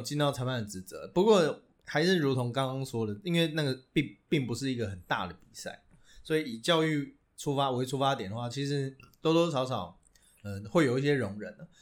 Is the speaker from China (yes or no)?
no; Taiwan; 在我们台湾人眼里看来